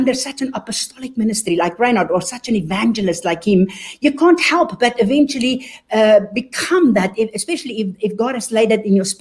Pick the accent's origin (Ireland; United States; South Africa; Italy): South Africa; now in Germany; you can hear from my accent. I am actually a born South African, but I am German. And so I grew up in South Africa. And until we eventually moved to Germany